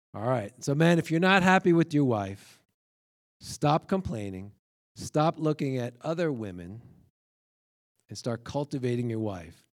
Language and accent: English; New York, United States; I grew up in New York